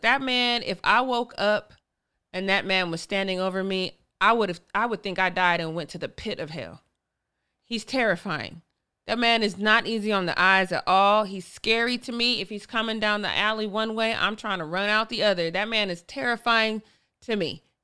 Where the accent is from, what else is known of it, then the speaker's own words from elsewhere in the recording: Colorado, United States; I'm from Colorado